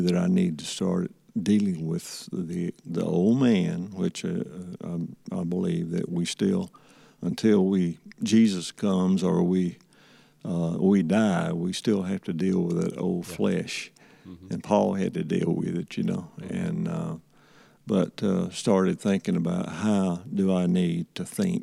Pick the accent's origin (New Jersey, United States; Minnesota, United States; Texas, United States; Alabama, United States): Alabama, United States; Andalusia; growing up in Andalusian